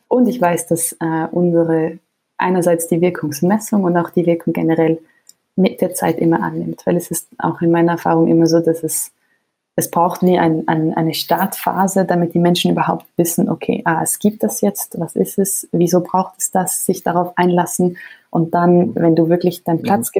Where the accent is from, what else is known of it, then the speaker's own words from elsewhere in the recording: Switzerland; als Schweizerin